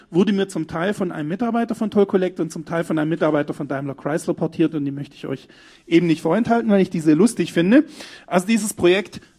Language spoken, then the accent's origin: German; Baden-Württemberg, Germany; Ich weiß nicht, aber ich bin Schwabe, ich darf das.